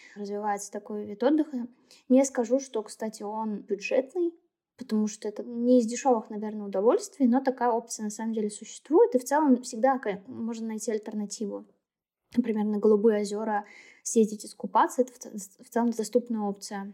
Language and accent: Russian; Naberezhnye Chelny, Tatarstan, Russia; я сама родом из Челнов.